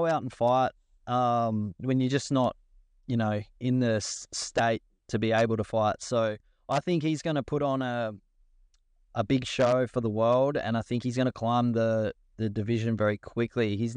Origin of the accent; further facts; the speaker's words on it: Australia; I'm proud of being an Australian fighter